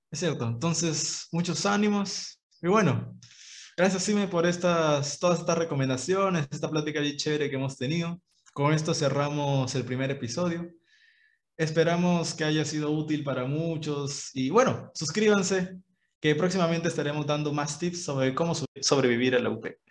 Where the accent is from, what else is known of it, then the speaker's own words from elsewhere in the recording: Ica, Peru; yo soy de Ica